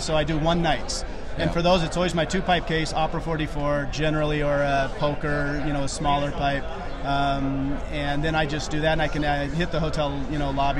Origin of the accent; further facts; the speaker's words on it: Atlanta, Georgia, United States; from Atlanta, Georgia